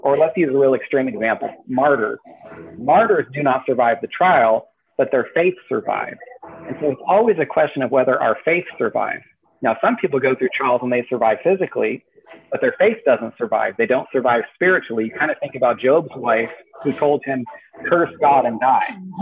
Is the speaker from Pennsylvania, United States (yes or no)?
no; Northern California, United States; moved away as an adult; now in Washington, United States; I was raised in Northern California, and then I, I, I spent most of my life in California.